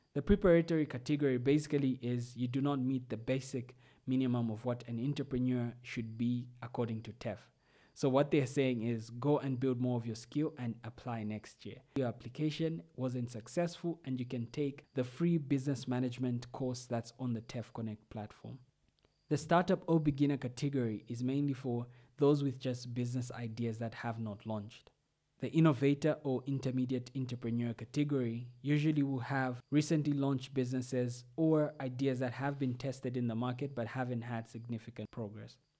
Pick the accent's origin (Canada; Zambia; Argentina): Zambia; ninety-six were from Zambia, which is my home country.